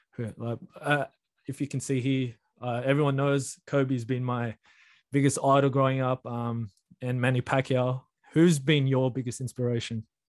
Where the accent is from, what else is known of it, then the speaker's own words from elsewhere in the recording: Australia; We were born here, me and you. So we're basically Australian with um, foreign parents.